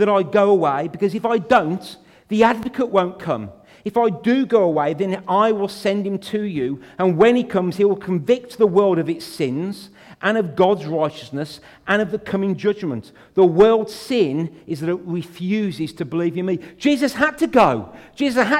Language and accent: English; United Kingdom; We're born British